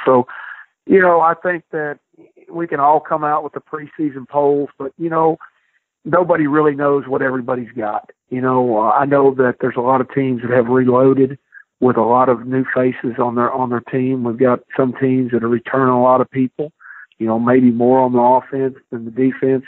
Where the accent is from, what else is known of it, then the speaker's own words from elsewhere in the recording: Midwest, United States; now in Hattiesburg, United States; I'm from the Midwest